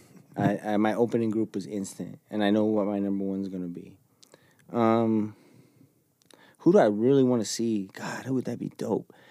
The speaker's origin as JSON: {"language": "English", "country": "Jordan", "tie": "born or raised there", "said": "obviously I grew up in Jordan."}